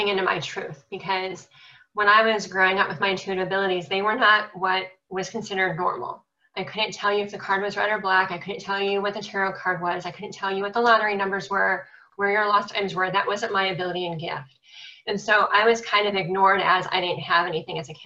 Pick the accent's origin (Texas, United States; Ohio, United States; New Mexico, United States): Ohio, United States; Cleveland; I'm from Cleveland, Ohio.